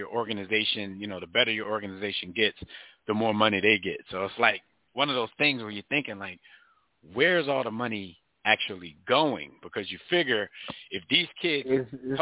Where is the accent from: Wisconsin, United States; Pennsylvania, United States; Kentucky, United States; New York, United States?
Pennsylvania, United States; Philadelphia; when I was growing up in North Philly